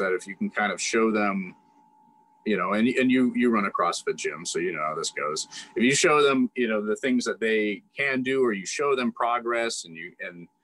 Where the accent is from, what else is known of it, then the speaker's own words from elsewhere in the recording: Ligonier, Pennsylvania, United States; moved away as an adult; in the Ligonier community, I've done a lot in my community. So I'm not saying like I'm famous or something, but I'm just saying I've served a lot of people in my hometown.